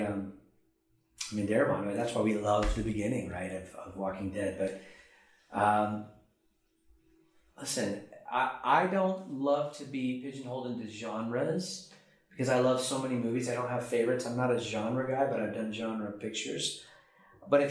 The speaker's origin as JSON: {"language": "English", "country": "United States", "also_born_or_lived": "Oklahoma", "lives_now": "Los Angeles, United States", "said": "I'm American"}